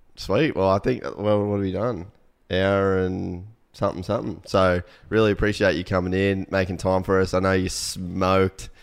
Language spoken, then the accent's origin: English; Cairns, Queensland, Australia; moved away as an adult; also born or lived in United States; we grew up in Cairns